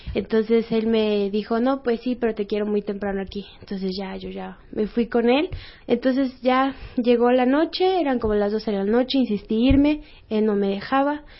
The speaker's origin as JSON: {"language": "Spanish", "region": "Mexico City", "country": "Mexico", "said": "yo soy de aquí de México, fue aquí en Pino Suárez"}